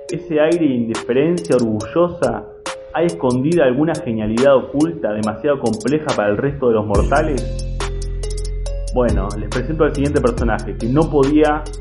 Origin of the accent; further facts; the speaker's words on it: Mar del Plata, Buenos Aires Province, Argentina; te quiero contar de mi ciudad de origen. Seguro fuiste, pero te juro que no la conoces. Mar de Plata, es kitsch, es bizarra.